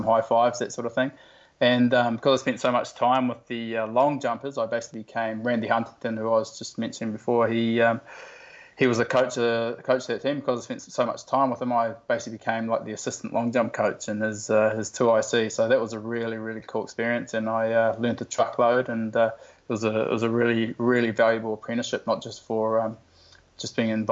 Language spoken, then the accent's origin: English; New Zealand; now in Australia; I grew up in New Zealand